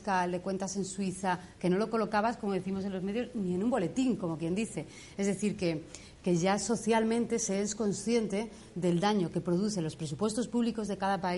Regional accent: Argentina; now in Spain; soy argentina y me fui de un país corrupto

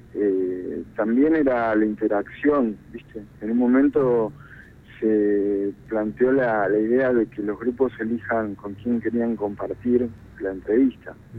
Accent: Argentina; cuando empiezo a analizar como argentino

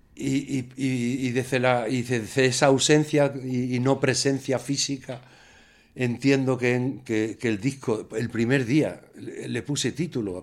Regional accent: Extremadura, Spain; now in Madrid, Spain; como extremeño y como músico

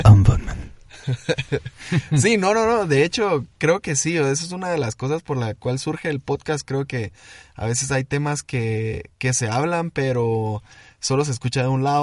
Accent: Guatemala City, Guatemala Department, Guatemala; Dicen que tenemos un acento muy neutro, dicen. Dicen, aunque dicen que a veces tenemos como un cantadito. Nosotros somos de la ciudad, de, de Guatemala, ciudad

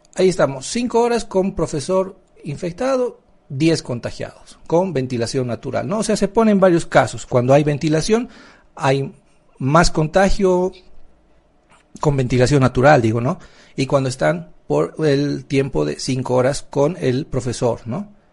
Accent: Bolivia; somos bolivianos.

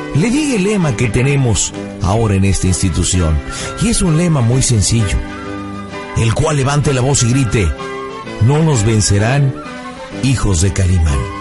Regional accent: Michoacán, Mexico; Yo también soy michoacano, fíjate, yo nací en un pequeño pueblo que está al norte de ahí que se llama Tarimapendécuaro, Michoacán

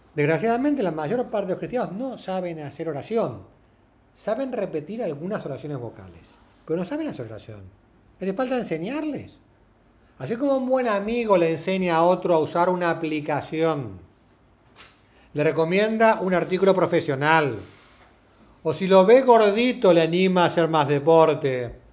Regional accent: Argentina; somos los argentinos

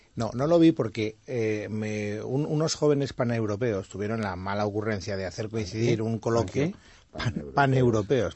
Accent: Castellón de la Plana, Valencian Community, Spain; En las fiestas de mi pueblo, Castellón

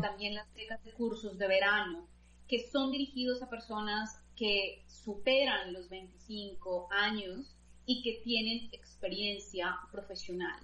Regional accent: Colombia; moved away as an adult; now in Belgium; nací en Colombia, como has dicho, eh, realicé pues allí toda mi formación

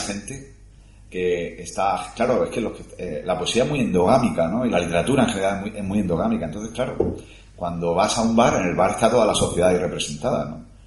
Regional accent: Cartagena, Region of Murcia, Spain; que soy de Cartagena

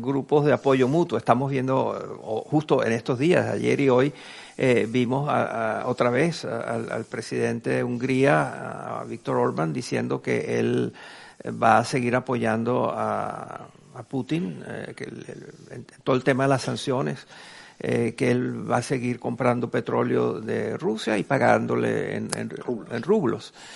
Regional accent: Venezuela; en mi país, en Venezuela

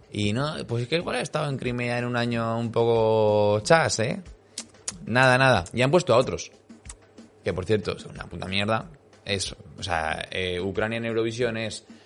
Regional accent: Alicante, Valencian Community, Spain; No, no, si soy de Alicante, jaja.

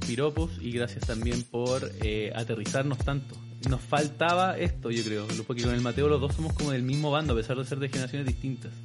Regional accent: Chile; Somos trolls los chilenos

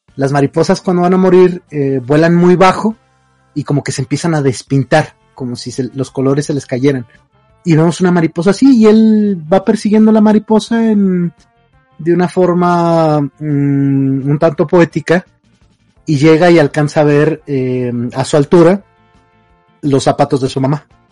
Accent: northern Mexico, Mexico; como norteño

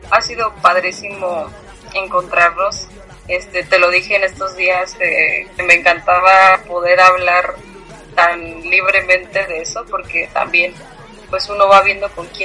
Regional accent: Guanajuato, Mexico; also born or lived in Barcelona, Spain; now in Querétaro, Mexico; Soy de Guanajuato. Queretana por elección. Queretana desde corazón.

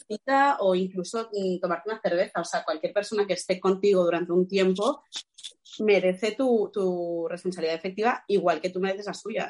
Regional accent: Catalonia, Spain; como de los actores catalanes

